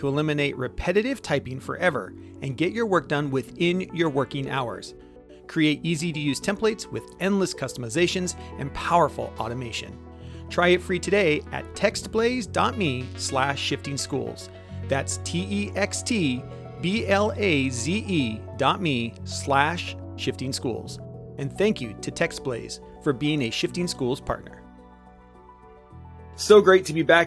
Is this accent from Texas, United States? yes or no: no; Washington, United States; my home state